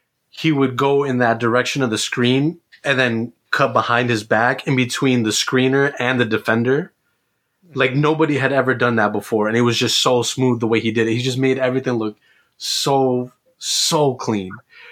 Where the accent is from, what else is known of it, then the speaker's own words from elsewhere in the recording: New York, United States; because I'm from New York